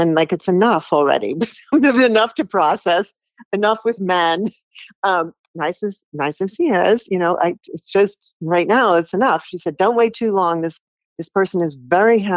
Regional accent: United States; also born or lived in Stuttgart, Germany; me being American

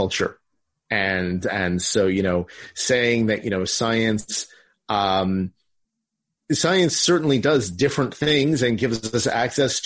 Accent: Morris County, Northern New Jersey, United States; moved away; I'm actually originally from Northern New Jersey. I grew up over in Morris County.

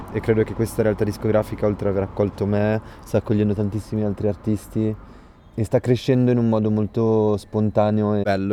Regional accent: Milan, Lombardy, Italy; moved away; also born or lived in London; Io sono nato a Milano, prima di tutto, eh, è casa per me.

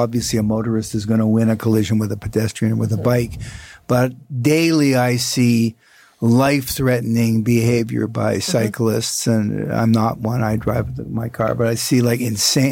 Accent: Toronto, Ontario, Canada; I'm lifelong resident, born and raised in Toronto

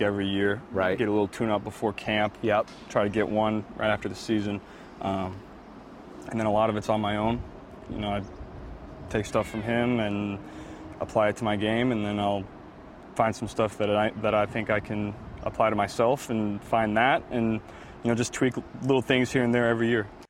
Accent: Ohio, United States; moved away as an adult; also born or lived in Baton Rouge; I grew up in Ohio, played high school football in Ohio

